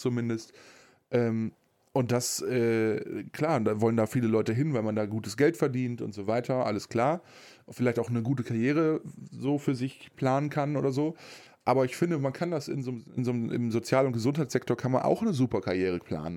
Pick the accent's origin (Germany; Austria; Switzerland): Germany; bei uns in Deutschland